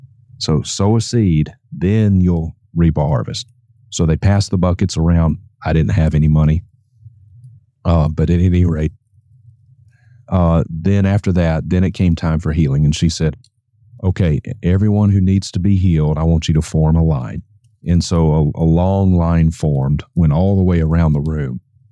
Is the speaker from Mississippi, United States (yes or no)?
yes; Vicksburg, Mississippi, United States; my hometown of Vicksburg, Mississippi. This was back in 1989. I was 16 years old.